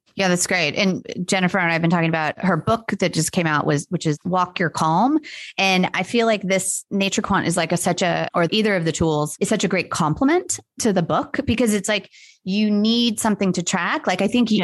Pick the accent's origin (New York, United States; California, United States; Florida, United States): California, United States; Los Angeles; now in Atlanta, United States; where I grew up in Los Angeles